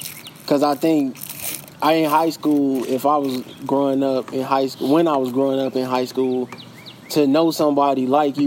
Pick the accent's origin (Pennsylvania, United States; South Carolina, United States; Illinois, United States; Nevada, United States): Illinois, United States; Chicago; also born or lived in Atlanta; growing up, going to high school here, being from here